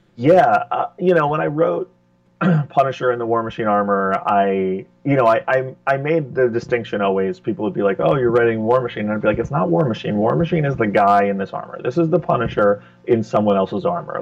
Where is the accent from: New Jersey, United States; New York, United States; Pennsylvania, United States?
New York, United States; I grew up in New York